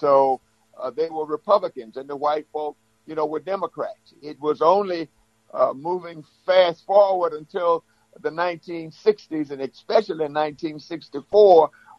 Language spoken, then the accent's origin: English; Walls, Mississippi, United States; I remember when I was growing up in my hometown of Walls here, my grandfather was a Abraham Lincoln Republican.